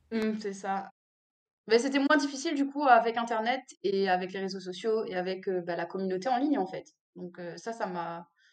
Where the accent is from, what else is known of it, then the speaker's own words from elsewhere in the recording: Réunion; je suis réunionnaise